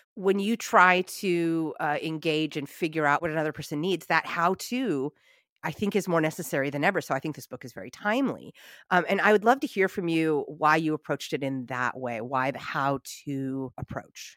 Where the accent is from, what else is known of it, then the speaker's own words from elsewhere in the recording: United States; my heritage is Italian, but I'm American